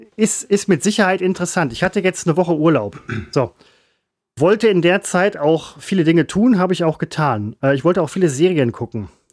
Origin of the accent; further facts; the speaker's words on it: Essen, North Rhine-Westphalia, Germany; also born or lived in Velbert; Ich bin Essener, Werdener